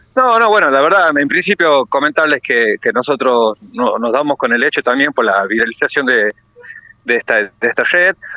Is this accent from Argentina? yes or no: yes; La Rioja, Argentina; como riojano